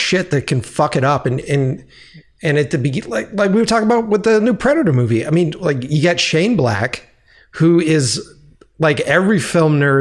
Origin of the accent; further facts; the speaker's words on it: Boston, Massachusetts, United States; moved away; my hometown of Boston